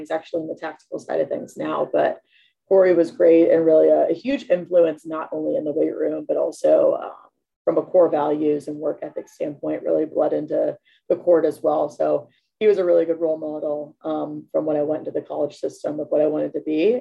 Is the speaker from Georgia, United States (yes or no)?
no; Pittsburgh, Pennsylvania, United States; moved away as an adult; also born or lived in South Carolina / Mississippi; I'm from Pittsburgh originally